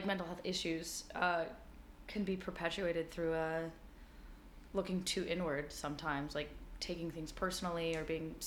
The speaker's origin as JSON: {"language": "English", "town": "Denver", "region": "Colorado", "country": "United States", "tie": "born or raised there", "also_born_or_lived": "New York City", "moved": "as an adult", "said": "Denver. So this is at Denver School of the Arts"}